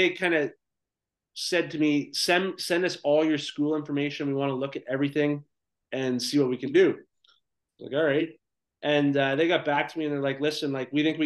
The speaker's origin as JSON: {"language": "English", "town": "Clinton", "region": "Ontario", "country": "Canada", "tie": "born or raised there", "also_born_or_lived": "South Korea", "moved": "as an adult", "said": "growing up in Clinton, Ontario, I didn't really care about school."}